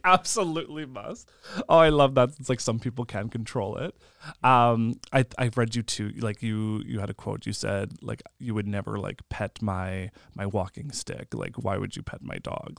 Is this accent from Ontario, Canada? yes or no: no; Lambert, Saskatchewan, Canada; I'm from Lambert, which is about thirty minutes away from Indian Head